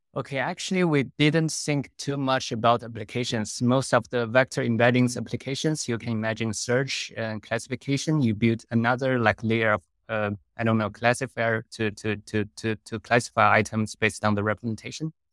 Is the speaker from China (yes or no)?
yes; China; moved away as an adult; also born or lived in Netherlands; I was originally from China